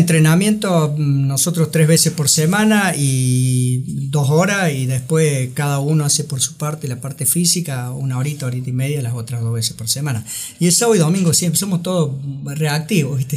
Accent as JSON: {"language": "Spanish", "region": "Córdoba", "country": "Argentina", "tie": "born or raised there", "said": "Yo estudié la primaria y la secundaria ya en las escuelas pías de Barrio General Paz"}